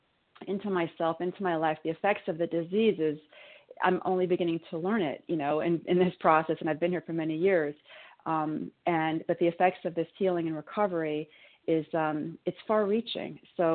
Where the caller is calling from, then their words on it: New York, United States; I'm calling from New York.